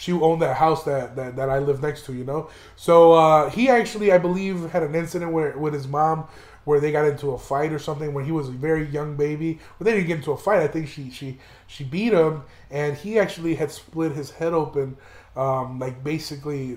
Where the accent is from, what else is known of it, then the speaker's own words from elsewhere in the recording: Chicago, Illinois, United States; moved away; also born or lived in Aurora, Illinois; He's somebody that I grew up with in Chicago before I moved out to Aurora